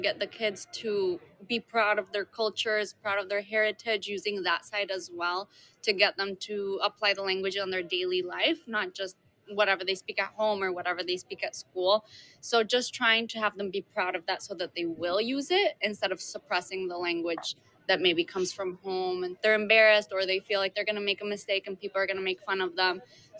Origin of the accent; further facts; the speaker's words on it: Bolivia; English is a second language; I'm from Bolivia. So I'm teaching them Spanish right now.